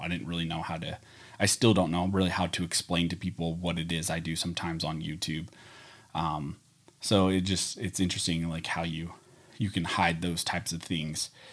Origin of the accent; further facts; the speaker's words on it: California, United States; also born or lived in Pennsylvania; where I grew up in California, where we only had indoor ranges